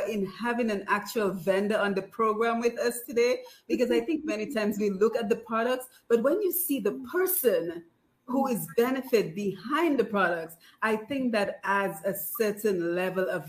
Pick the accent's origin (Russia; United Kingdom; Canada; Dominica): Dominica; everything that we had growing up in Dominica